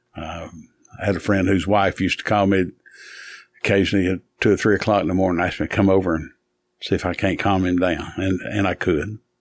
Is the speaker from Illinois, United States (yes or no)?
no; Hamblen County, Tennessee, United States; I was from Hamlin County